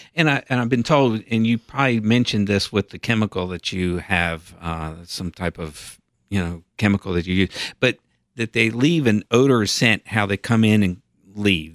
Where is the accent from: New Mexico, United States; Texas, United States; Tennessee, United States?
Tennessee, United States; Knoxville; when I was a kid growing up in Knoxville